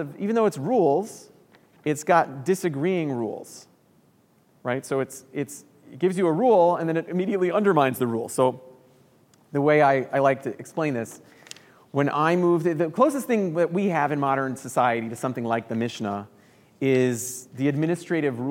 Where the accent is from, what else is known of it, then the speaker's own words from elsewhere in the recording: New York City, New York, United States; moved away as an adult; now in Chicago, United States; I moved to Chicago 12 years ago from New York. I'm from New York City originally